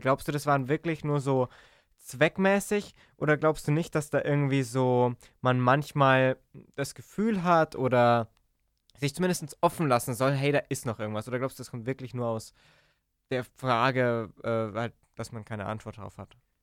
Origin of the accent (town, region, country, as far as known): Germany